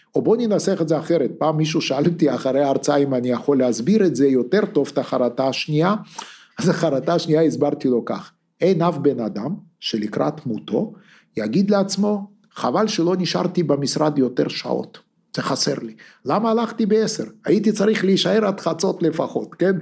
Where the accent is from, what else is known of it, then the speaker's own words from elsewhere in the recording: Lithuania; also born or lived in Russia; now in Israel; אני ליטאי, אתה בטח יודע את זה, נולדתי בליטא